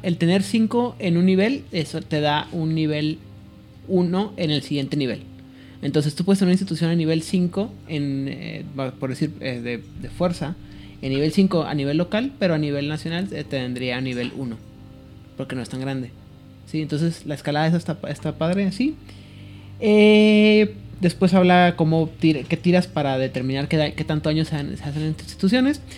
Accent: Mexico; mexicano y como que las cosas estoy acostumbrado a que las cosas sean locales, estatales

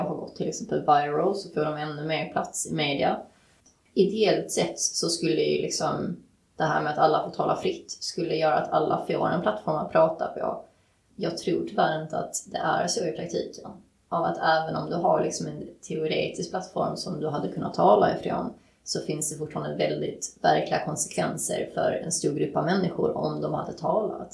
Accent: Sweden; född och uppväxt i Sverige

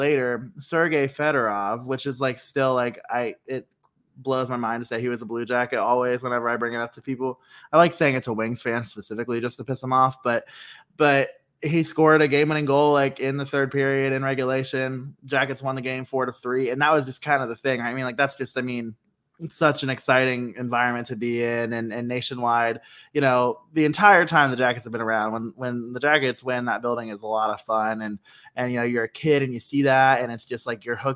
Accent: Columbus, Ohio, United States; never having a team like in my hometown

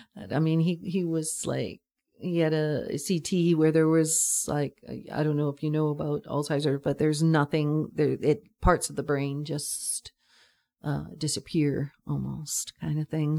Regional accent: Schmitz, British Columbia, Canada; also born or lived in Vancouver / Nanaimo; now in Pender Island, Canada; I think I grew up in Schmitz and then I kinda lived in Vancouver and then I lived in Nanaimo and all these places and stuff like that. I sort of roamed around, not anywhere far away from the Lower Mainland

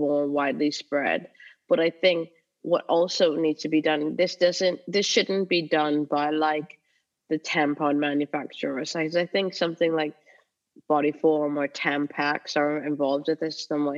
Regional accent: Canada; moved away as an adult; now in United Kingdom; I've lived in the UK for almost 20 years now, but I grew up in Canada

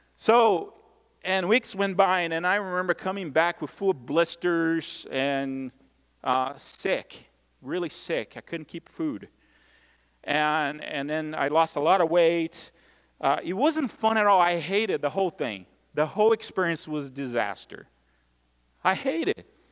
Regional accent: Brazil; moved away; growing up in Brazil

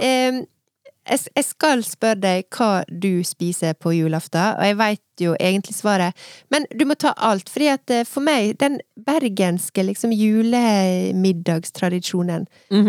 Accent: Søre Sunnmøre, Møre og Romsdal, Norway; der jeg kommer fra.

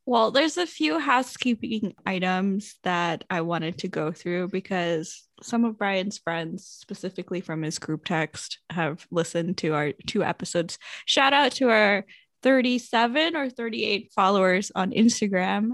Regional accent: United States; you're from the States

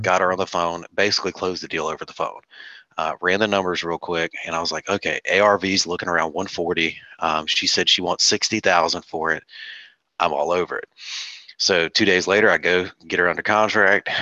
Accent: North Carolina, United States; moved away as an adult; now in South Carolina, United States; I'm originally from North Carolina. I just moved to South Carolina about seven months ago

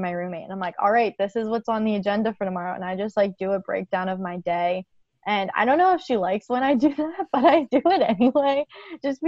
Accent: Pennsylvania, United States; moved away as an adult; I'm from Pennsylvania

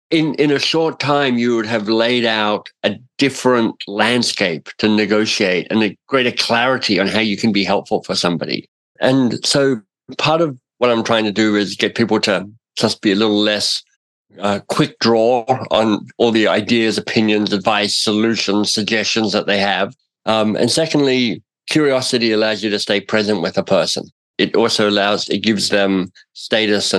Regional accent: Australia; now in Toronto, Canada; I'm in Toronto. I'm itinerant. I'm an Australian.

